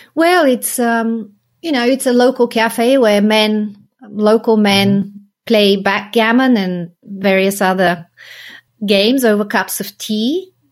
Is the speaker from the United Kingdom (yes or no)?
no; Sofia, Sofia City, Bulgaria; moved away as an adult; I grew up in Sofia